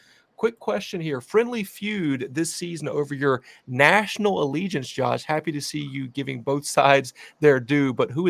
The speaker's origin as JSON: {"language": "English", "region": "the South", "country": "United States", "said": "as a Southerner"}